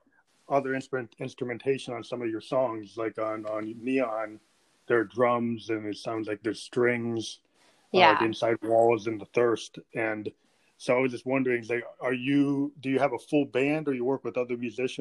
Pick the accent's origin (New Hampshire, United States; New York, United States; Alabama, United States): New Hampshire, United States; I come from New Hampshire